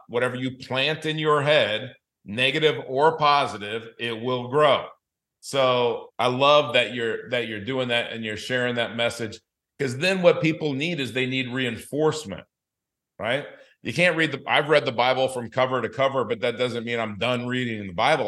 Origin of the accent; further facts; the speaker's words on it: Los Angeles, California, United States; also born or lived in Denver, Colorado / South Dakota; now in Southwest Florida, United States; I grew up in Los Angeles